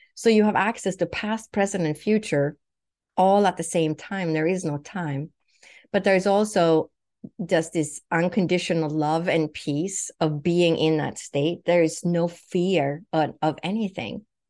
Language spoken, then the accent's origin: English; Sweden; English is a second language; also born or lived in Huntington Beach, California / Boston; now in United States; I was born and raised in Europe, in Sweden